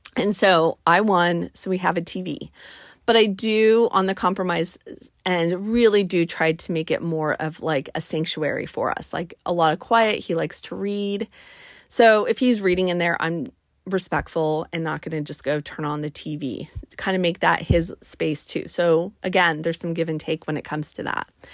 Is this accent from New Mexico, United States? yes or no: yes; Albuquerque, New Mexico, United States; moved away; I am from the Mountain West. I'm from Albuquerque, New Mexico.